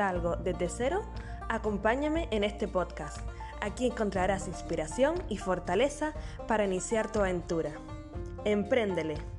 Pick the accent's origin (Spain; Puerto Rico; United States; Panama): Spain; Canary Islands; nacida en Canarias